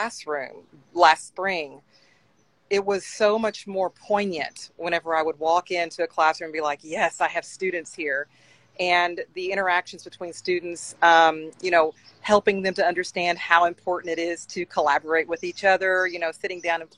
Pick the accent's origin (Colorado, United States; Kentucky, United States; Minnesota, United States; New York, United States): Kentucky, United States; Henderson; my hometown in Henderson, Kentucky, in Western Kentucky